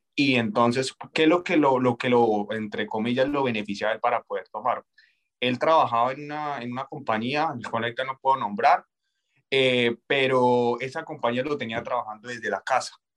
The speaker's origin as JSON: {"language": "Spanish", "country": "Colombia", "moved": "as an adult", "said": "Soy colombiano. Eh, yo llegué a este país hace aproximadamente tres años"}